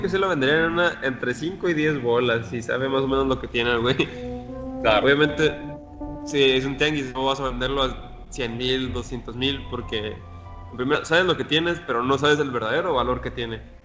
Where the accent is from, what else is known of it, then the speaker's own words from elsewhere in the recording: Mexico; yo no me arrepiento de ser mexicano